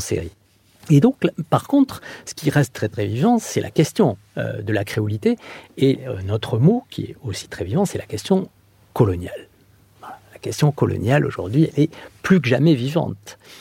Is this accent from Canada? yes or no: no; southern Landes, Nouvelle-Aquitaine, France; moved away; also born or lived in Bordeaux / Mayotte; je suis originaire des Landes, euh, du sud des Landes